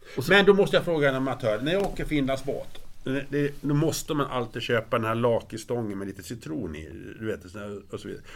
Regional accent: Grycksbo, Dalarna County, Sweden; är uppvuxen i Grycksbo. Jag kom dit när jag var 6 år.

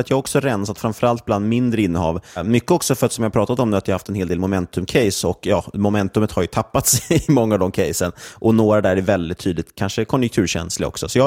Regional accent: Sweden; framförallt tycker jag att det är svårt som svensk investerare att få exponering mot det.

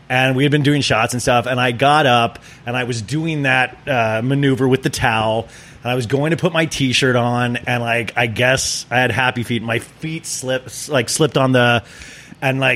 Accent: Kansas, United States; I grew up in Kansas

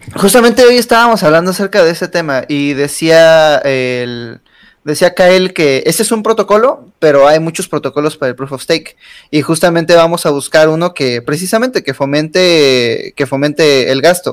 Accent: Mexico; como mexicanos

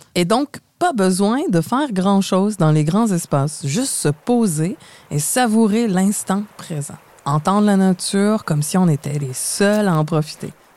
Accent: Montreal, Quebec, Canada; Vous entendez mon accent. Je suis de Montréal

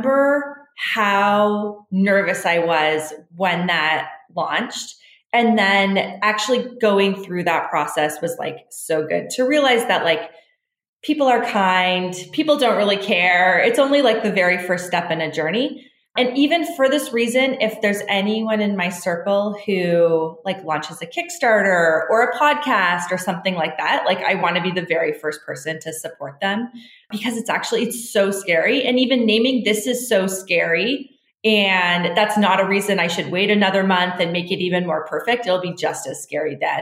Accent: Canada; I grew up in Canada, very middle-class lifestyle

